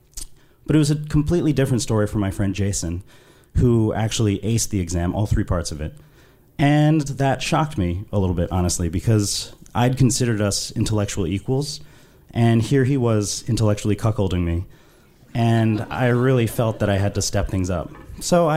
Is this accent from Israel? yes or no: no; London, United Kingdom; I was raised in London, which I'm sure you can tell from my accent.